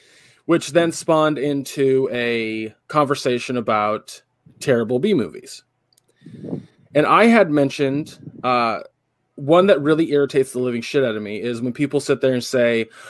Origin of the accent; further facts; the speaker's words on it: England, United Kingdom; I'm from England, dumb motherfuckers.